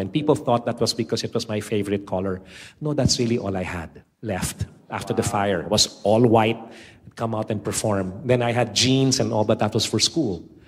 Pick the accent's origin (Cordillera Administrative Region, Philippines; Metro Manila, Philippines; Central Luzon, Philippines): Metro Manila, Philippines; also born or lived in United States; I was born and raised in the Philippines